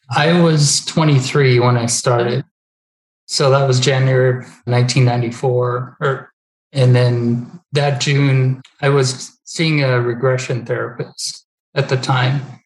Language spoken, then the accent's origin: English; Peace River, Alberta, Canada; also born or lived in Hanna, Alberta; I grew up in Peace River